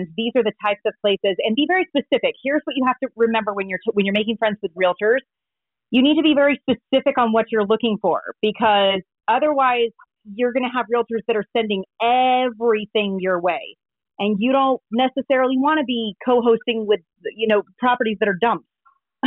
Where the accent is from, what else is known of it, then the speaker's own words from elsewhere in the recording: San Antonio, Texas, United States; now in Park City, United States; my hometown in San Antonio, Texas